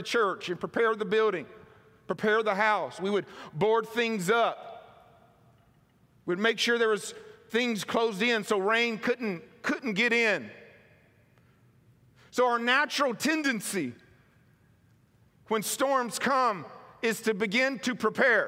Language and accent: English; Mississippi, United States; moved away as an adult; now in California, United States; where I was raised in Mississippi